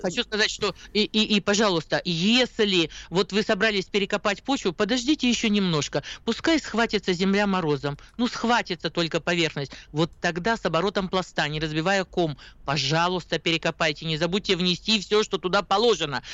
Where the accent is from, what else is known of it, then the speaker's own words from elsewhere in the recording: Siberia, Russia; мы сибиряки, у нас э, холоднее все-таки